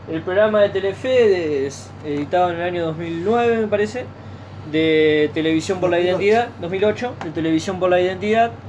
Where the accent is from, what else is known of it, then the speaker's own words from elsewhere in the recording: Argentina; pero que en realidad tiene un nombre que nos debería llenar de orgullo como argentinos haber producido esa película